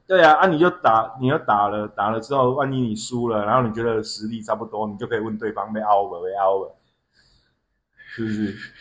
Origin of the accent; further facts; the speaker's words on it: Yunlin County, Taiwan; moved away; also born or lived in Xinzhuang, New Taipei; 我们那边有一另外一个小镇叫土库